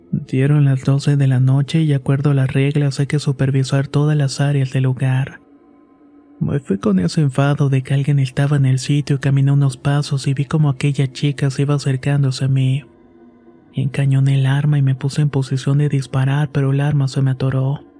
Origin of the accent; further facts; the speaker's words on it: Yucatán, Mexico; Soy originario de Yucatán y por motivos de la pandemia mi abuelo falleció el año pasado.